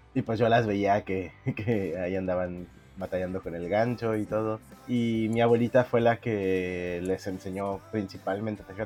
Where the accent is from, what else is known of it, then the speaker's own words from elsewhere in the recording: Mexico City, Mexico; moved away as an adult; now in Culiacán, Mexico; yo nací en la Ciudad de México, actualmente tengo 34 años